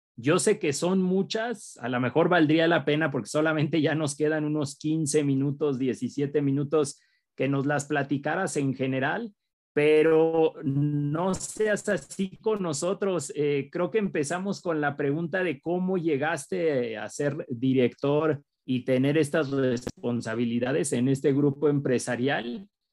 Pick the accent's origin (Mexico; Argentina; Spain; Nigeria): Mexico; en nuestro país, en México